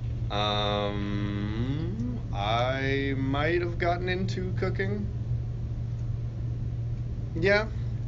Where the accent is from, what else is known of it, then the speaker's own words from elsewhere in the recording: Texas, United States; I'm Texan